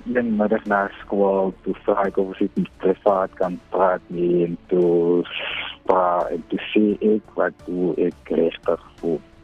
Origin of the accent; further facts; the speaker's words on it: Wellington, Western Cape, South Africa; van Wellington